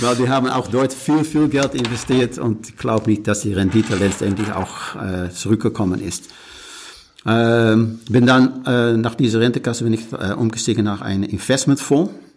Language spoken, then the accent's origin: German; Netherlands; German is a second language; now in Rhön, Germany; bin mal Niederländer, äh, schon seit vielen Jahren.